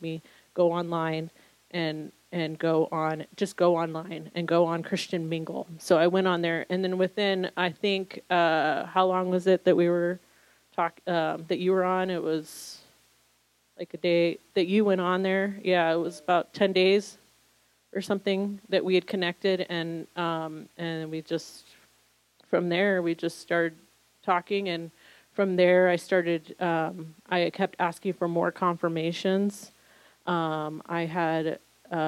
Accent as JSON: {"language": "English", "region": "Southern California", "country": "United States", "tie": "born or raised there", "also_born_or_lived": "New York City", "moved": "as an adult"}